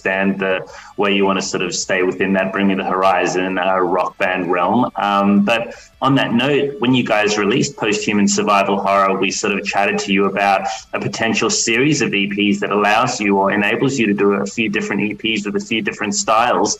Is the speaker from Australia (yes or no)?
yes; Perth, Western Australia, Australia; I grew up in Perth, Australia